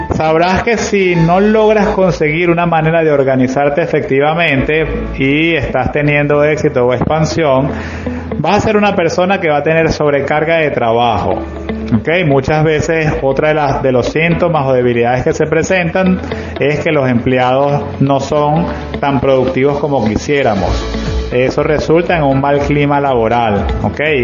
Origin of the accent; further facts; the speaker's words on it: Maracay, Aragua, Venezuela; soy un empresario de Maracay con 30 años de experiencia manejando empresas